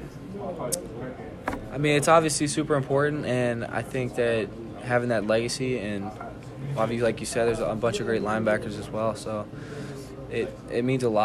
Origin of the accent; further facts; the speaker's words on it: Florida, United States; moved away as an adult; now in Illinois, United States; I grew up in Florida